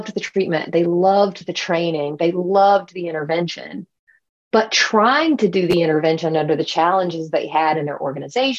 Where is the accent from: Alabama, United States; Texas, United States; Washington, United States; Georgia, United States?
Georgia, United States; Albany; moved away; also born or lived in North Carolina; I'm from Albany, Georgia, which is a very small town in Southwest Georgia without a lot of resources itself